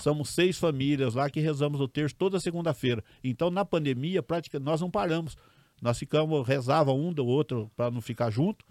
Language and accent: Portuguese; Pirassununga, São Paulo, Brazil; Eu nasci em Pirassununga